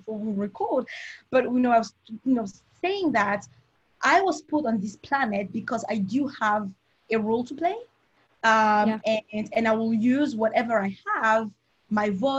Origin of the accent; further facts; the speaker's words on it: Cameroon; moved away; also born or lived in Europe / United States; So I've mentioned I'm from Cameroon. If you didn't get that right, I'm a very proud Cameroonian